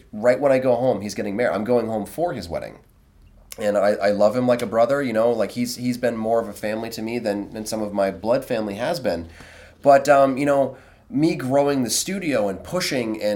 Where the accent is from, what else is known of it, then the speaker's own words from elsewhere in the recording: United States; I'm American